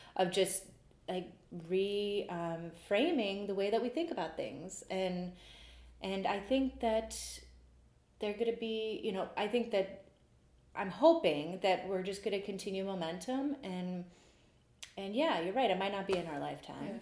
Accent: Cleveland, Ohio, United States; also born or lived in Lakewood, Ohio / Rocky River, Ohio; I grew up um, from like first grade on here in Cleveland

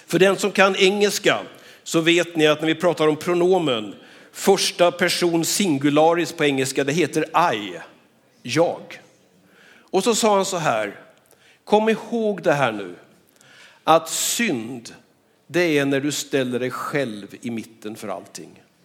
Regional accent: Skövde, Västra Götaland, Sweden; Jag är född och uppvuxen här i Skövde

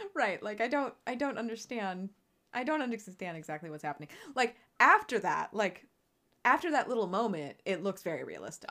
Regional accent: United States; we are American

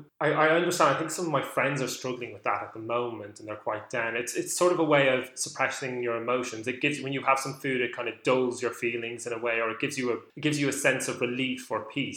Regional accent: Leinster, Ireland; where I grew up near Dublin

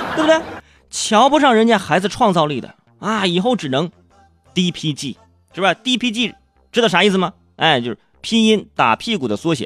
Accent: Hebei, China; 据《燕赵晚报》记，报道，就是我老家那块儿有个初二的男生叫小雨

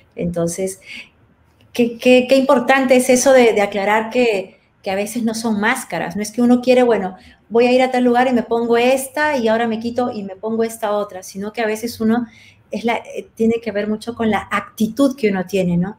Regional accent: Peru; moved away; soy peruana, soy extranjera

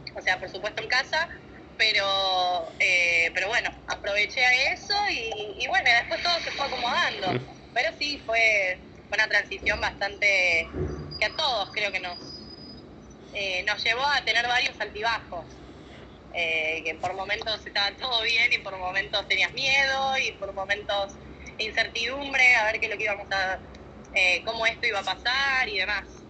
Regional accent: Córdoba, Argentina; now in Buenos Aires, Argentina; me vine a vivir a Buenos Aires, yo soy de Córdoba, de Córdoba Capital

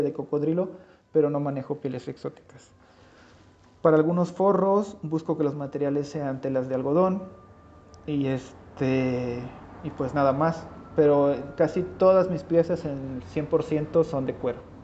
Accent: Chapulhuacanito, San Luis Potosí, Mexico; moved away; la del barrio donde yo nací, ahí en Chapulhuacanito

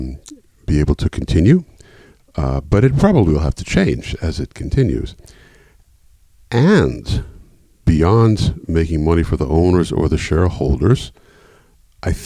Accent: Washington, District of Columbia, United States; moved away as an adult; also born or lived in United Kingdom / Europe; a return to my hometown, Washington, D.C.

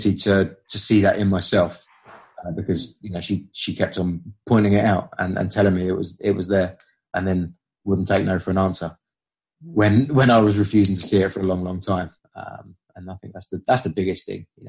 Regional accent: United Kingdom; I'm British.

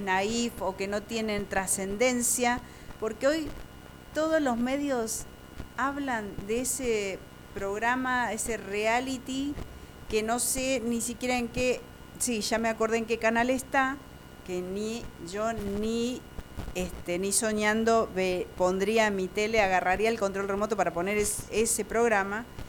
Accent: Argentina

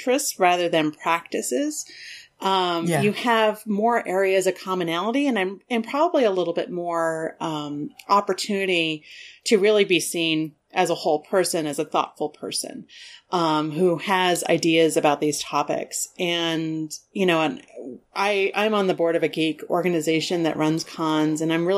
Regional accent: Southern Colorado, United States; Mexican American and growing up in Southern Colorado

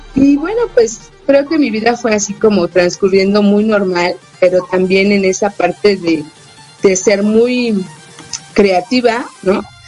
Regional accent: Mexico City, Mexico; yo nací en la Ciudad de México

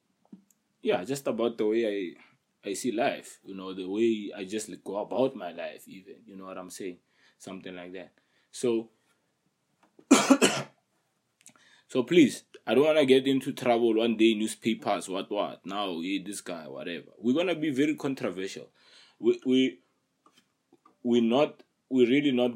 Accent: Pretoria, Gauteng, South Africa; I'm in PTA, South Africa, right? And then I come from a hood. I come from Soshawan.

